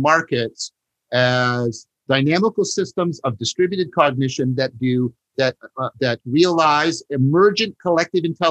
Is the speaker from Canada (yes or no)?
yes; Canada; I'm a Canadian